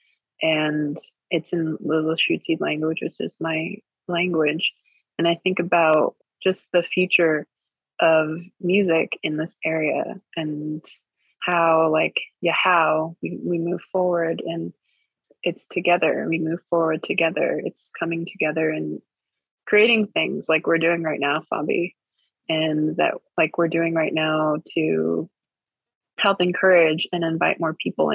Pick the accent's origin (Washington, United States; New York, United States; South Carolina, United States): Washington, United States; Swinomish Indian tribal community, Northwest Washington State, United States; I come from the Swinomish Indian tribal community in Coast Salish Territory, Northwest Washington State